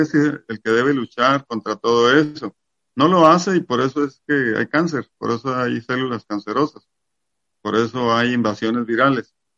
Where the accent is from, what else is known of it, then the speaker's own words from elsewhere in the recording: Mexico; yo soy mexicano